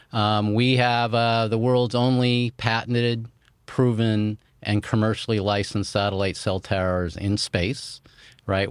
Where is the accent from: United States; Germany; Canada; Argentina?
United States; Chico, California; My hometown where I grew up in Chico, California